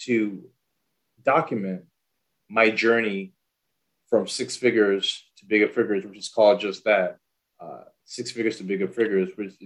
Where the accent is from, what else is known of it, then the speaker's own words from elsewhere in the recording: U.S. Virgin Islands; now in Nashville, United States; I am originally from St. Thomas, U.S. Virgin Islands. Been here in Nashville for about, let's say, 17, 18 years.